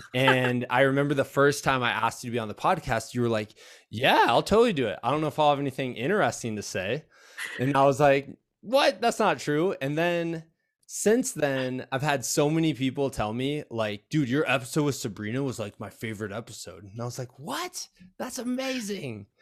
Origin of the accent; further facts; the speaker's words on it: United States; when I was growing up on the Mississippi River